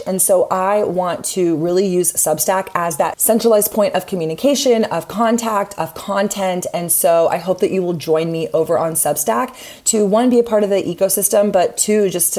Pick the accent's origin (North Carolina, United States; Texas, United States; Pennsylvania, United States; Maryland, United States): Texas, United States; Austin; my hometown of Austin, Texas